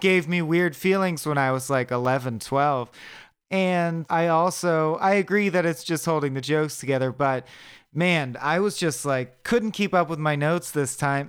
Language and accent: English; United States; I am an American